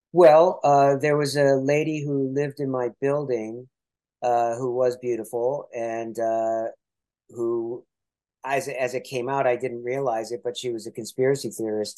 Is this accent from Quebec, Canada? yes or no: no; Toronto, Ontario, Canada; I'm from Toronto